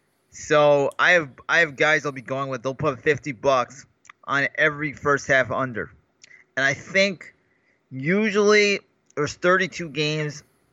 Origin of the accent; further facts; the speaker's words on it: New York, United States; now in Los Angeles, United States; Growing up in New York